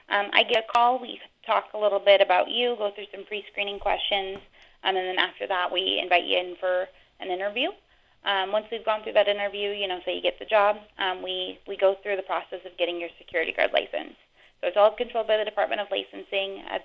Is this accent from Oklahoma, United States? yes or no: no; Bellingham, Washington, United States; I'm from Bellingham. I went to Western Washington University